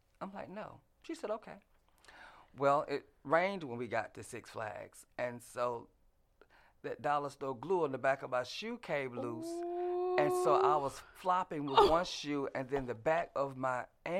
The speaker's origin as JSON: {"language": "English", "town": "Fort Valley", "region": "Georgia", "country": "United States", "said": "I came from Fort Valley"}